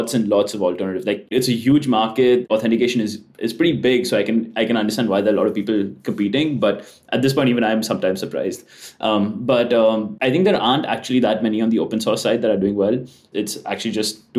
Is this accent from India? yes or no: yes; India; moved away as an adult; So I'm from India, but I'm currently moving to SF